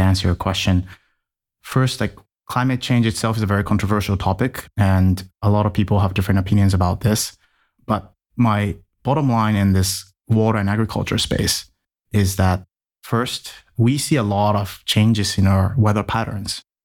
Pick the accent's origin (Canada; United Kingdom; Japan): Japan; Tokyo; moved away as an adult; also born or lived in United States; I was born in Tokyo and spent about 20 years in Japan before going anywhere else in the world. And as a kid, I was raised as a typical Japanese kid